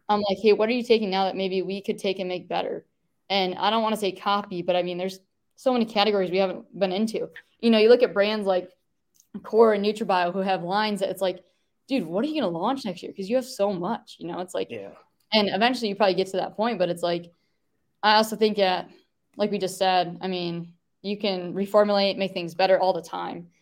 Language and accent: English; Traverse City, Michigan, United States; moved away as an adult; now in Texas, United States; went back to um, my hometown, which is Traverse City